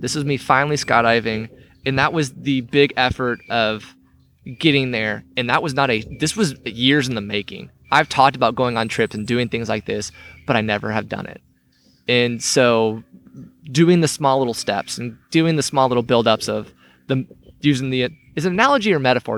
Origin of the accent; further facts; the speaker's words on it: United States; I grew up here in Cherokee County. I left for a while. I came back.